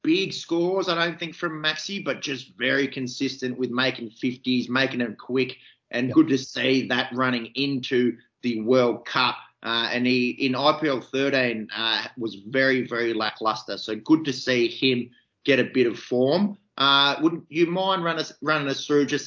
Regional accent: Australia; Us as Australian fans

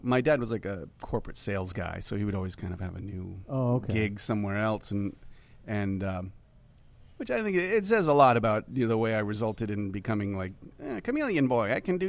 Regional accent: Connecticut, United States; also born or lived in Hartford, Connecticut / Newington, Connecticut / Lancaster, Pennsylvania / Cos Cob, Connecticut; So I'm a Connecticut dude.

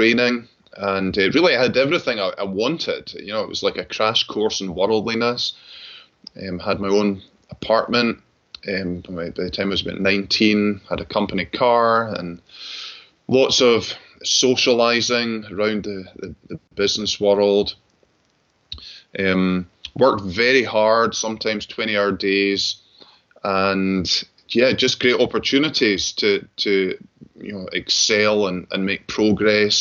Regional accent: Glasgow, Scotland, United Kingdom; I grew up in Glasgow, attended public school there

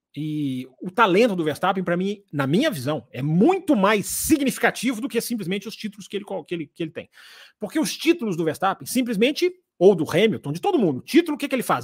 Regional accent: Brazil; nós somos brasileiros

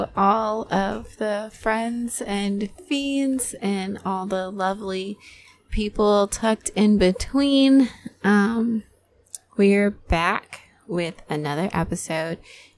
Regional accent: United States; I'm an American, and I'm loud and proud about it, buddy.

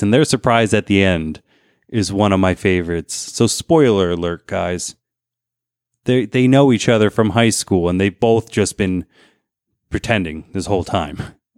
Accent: New Jersey, United States; moved away; I came from New Jersey.

